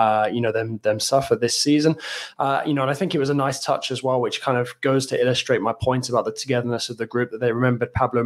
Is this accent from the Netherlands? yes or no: no; England, United Kingdom; an Englishman